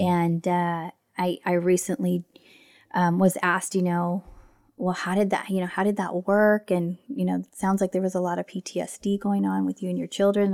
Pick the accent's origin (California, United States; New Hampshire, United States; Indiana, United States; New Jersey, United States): California, United States; Southern; moved away as an adult; now in Northern California, United States; I grew up in Southern California.